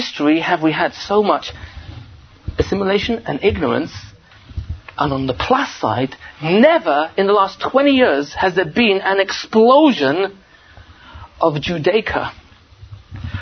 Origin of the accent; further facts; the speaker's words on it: England, United Kingdom; I'm from England.